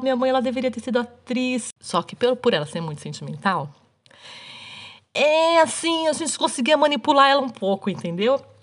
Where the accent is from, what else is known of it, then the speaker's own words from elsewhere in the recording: Brazil; aqui onde eu, onde eu nasci, onde eu cresci, onde eu moro ainda hoje, é frio, é mais frio do que, sei lá, do que São Paulo